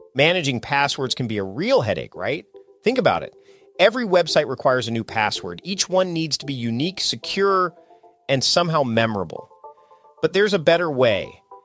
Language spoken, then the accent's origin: English; Victoria, British Columbia, Canada; here in my hometown of Victoria